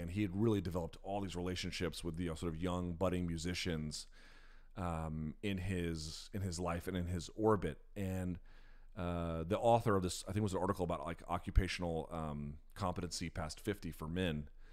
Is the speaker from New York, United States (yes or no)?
no; Washington, District of Columbia, United States; born or raised there